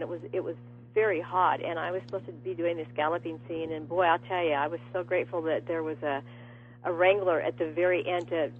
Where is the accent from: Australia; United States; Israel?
United States; Los Angeles, California; and I was raised in Los Angeles